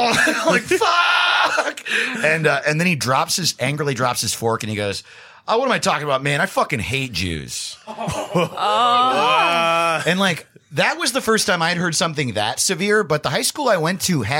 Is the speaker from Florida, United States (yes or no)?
no; Greenwood Lake, New York, United States; now in Los Angeles, United States; My hometown is called Greenwood Lake, New York. It has one stoplight, no grocery store, very small town.